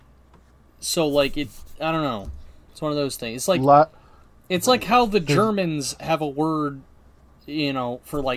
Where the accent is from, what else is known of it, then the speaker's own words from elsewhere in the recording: United States; we're American